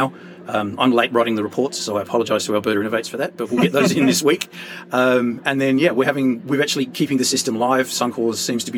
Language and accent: English; Adelaide, South Australia, Australia; moved away as an adult; now in Canada; I'm from Adelaide in Australia